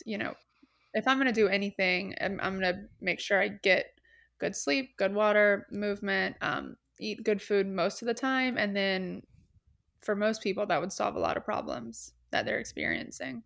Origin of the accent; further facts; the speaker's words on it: Atlanta, Georgia, United States; moved away as an adult; also born or lived in Columbia, South Carolina; now in Charleston, United States; I am from Atlanta, Georgia